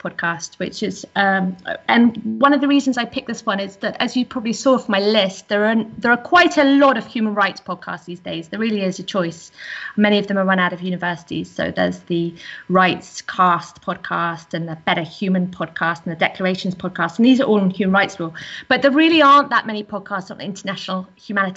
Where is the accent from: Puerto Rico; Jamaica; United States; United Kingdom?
United Kingdom; England; now in Netherlands; I'm English.